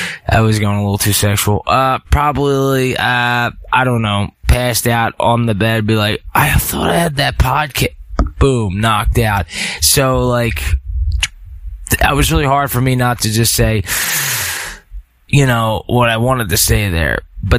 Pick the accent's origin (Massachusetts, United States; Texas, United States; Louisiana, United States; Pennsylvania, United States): Pennsylvania, United States; Philadelphia; Sorry, I'm from Philly, so I'll say it like mind over matter.